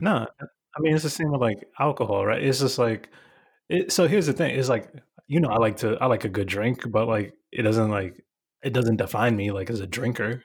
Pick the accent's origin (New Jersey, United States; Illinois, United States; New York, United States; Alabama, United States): New York, United States; New York City; I'm the kid from Bushwick